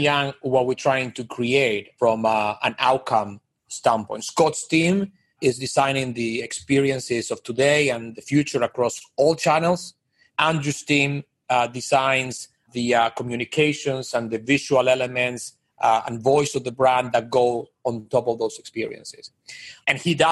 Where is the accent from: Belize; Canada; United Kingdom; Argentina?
Argentina; moved away as an adult; also born or lived in Miami; now in New York, United States; I'm from Argentina originally